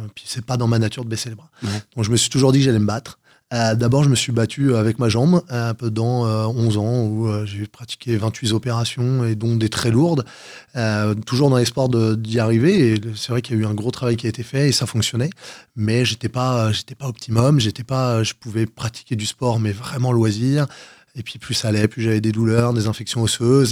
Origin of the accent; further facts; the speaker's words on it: Val-d'Oise, Paris region, Île-de-France, France; also born or lived in Gennevilliers / Cantal; now in Versailles, France; je suis revenu sur la région parisienne à l'âge de 6 ans. Et j'ai grandi dans le 95.